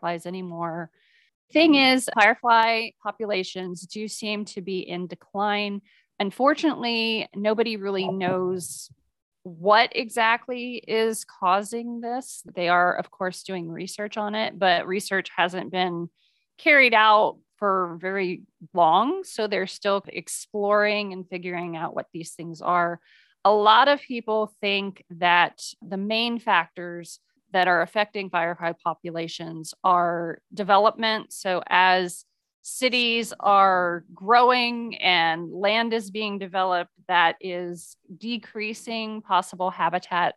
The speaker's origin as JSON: {"language": "English", "region": "Midwest", "country": "United States", "tie": "born or raised there", "said": "I grew up in the Midwest"}